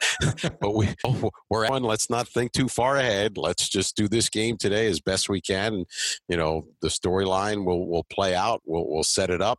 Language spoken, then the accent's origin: English; New York, United States; moved away; when I was growing up in New York